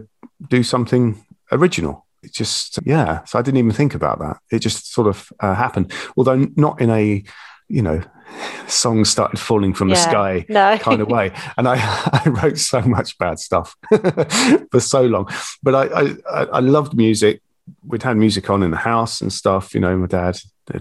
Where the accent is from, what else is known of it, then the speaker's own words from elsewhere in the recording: St Neots, East of England, United Kingdom; also born or lived in Bedfordshire; I grew up in Cambridgeshire, market town called St Neots, and I lived there till my early 20s when I got married, and we moved to Bedfordshire